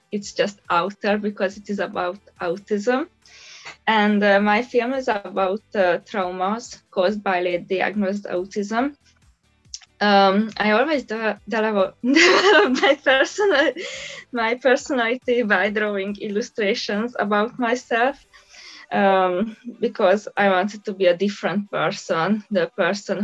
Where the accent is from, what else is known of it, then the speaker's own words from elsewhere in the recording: Budapest, Hungary; I'm from Budapest, Hungary